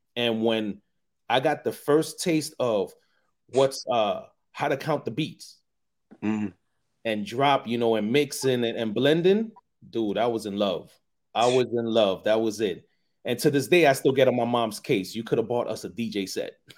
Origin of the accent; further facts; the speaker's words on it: New York City, New York, United States; growing up in the Bronx.